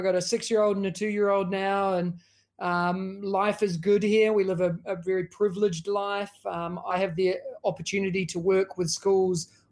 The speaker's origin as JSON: {"language": "English", "country": "New Zealand", "tie": "born or raised there", "moved": "as an adult", "lives_now": "Singapore", "said": "a student and a kid growing up in New Zealand"}